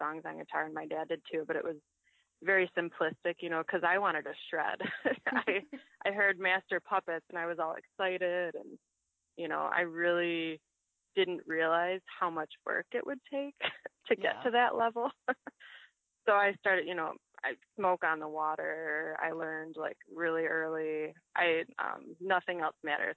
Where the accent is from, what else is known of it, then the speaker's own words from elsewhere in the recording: Six Lakes, Michigan, United States; moved away as an adult; also born or lived in Egypt; now in Milwaukee, United States; I am from a very small town in Michigan called Six Lakes